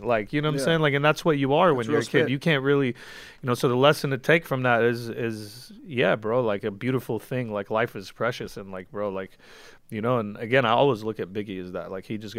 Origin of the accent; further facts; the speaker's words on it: West Coast, United States; Like, I'm from the West, and it's West Coast for life, and … is the greatest.